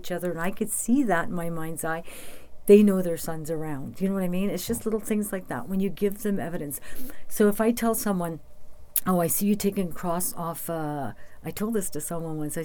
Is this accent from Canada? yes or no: yes; Sudbury, Ontario, Canada; my hometown's always made me feel on top of the world